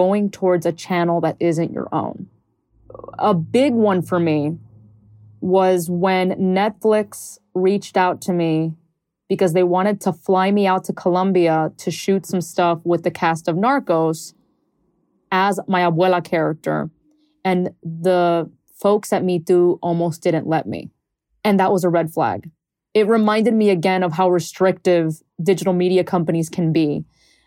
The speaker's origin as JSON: {"language": "English", "town": "Miami", "region": "Florida", "country": "United States", "tie": "born or raised there", "said": "growing up in Miami"}